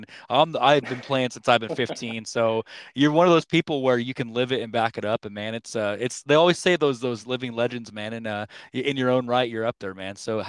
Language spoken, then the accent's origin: English; Kansas, United States; we're from Kansas